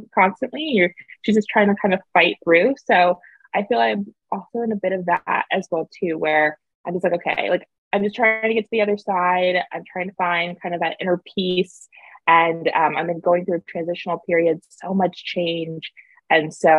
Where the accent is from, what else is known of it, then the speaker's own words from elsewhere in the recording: East Coast, United States; moved away as an adult; we have seasons here over on the East Coast